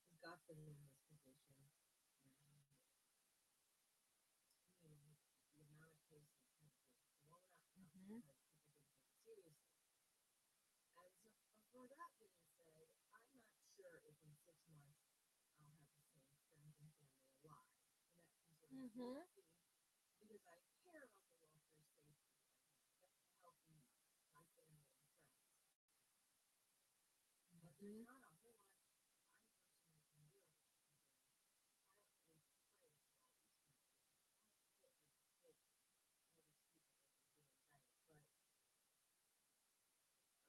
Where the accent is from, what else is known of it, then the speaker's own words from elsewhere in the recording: Louisiana, United States; moved away; I'm originally from Louisiana.